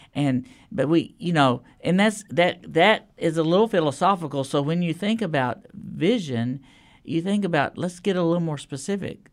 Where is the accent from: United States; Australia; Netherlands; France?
United States; Lubbock, Texas; now in Nashville, United States; I grew up in Lubbock, Texas